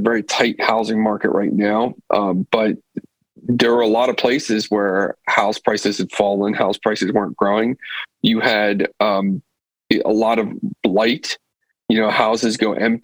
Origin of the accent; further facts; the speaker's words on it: Pennsylvania, United States; I'm from Pennsylvania